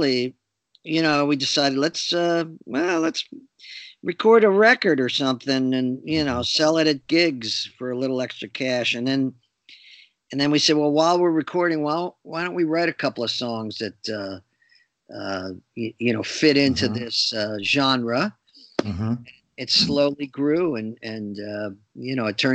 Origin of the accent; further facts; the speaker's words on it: New Brunswick, New Jersey, United States; a theater in my hometown of New Brunswick, New Jersey